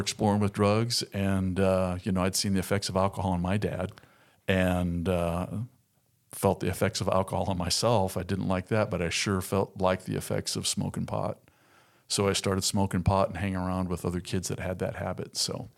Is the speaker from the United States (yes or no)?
yes; Southern California, United States; moved away as an adult; now in Arkansas, United States; born and raised in Southern California, lived there for forty-two years